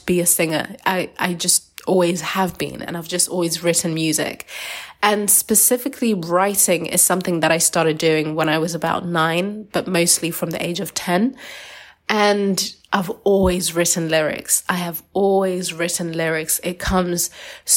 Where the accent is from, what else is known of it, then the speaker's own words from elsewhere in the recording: Zimbabwe; I'm from Zimbabwean, Shona tribe. I'm from a culture where singing is a big part of the culture